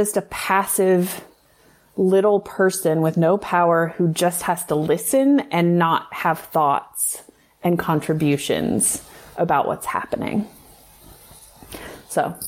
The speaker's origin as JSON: {"language": "English", "region": "the South", "country": "United States", "tie": "born or raised there", "said": "I grew up in the South. Like, to be a young girl in the South"}